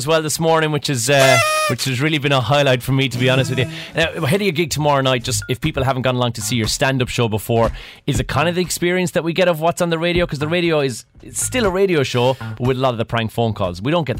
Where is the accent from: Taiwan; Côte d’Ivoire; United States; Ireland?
Ireland; As the Ireland rugby team, we weren't expecting this. We thought like All Blacks would be done.